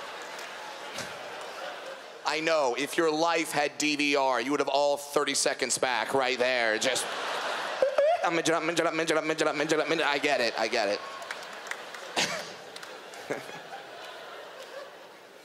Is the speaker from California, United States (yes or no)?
yes; Southern California, United States; I'm from Southern California